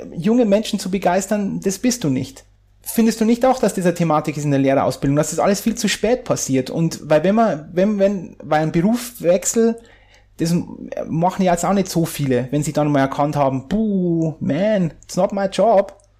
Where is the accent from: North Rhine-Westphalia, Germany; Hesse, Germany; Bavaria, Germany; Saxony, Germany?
Bavaria, Germany; near Landshut; wo ich herkomme, aus der Nähe von, von, von Landshut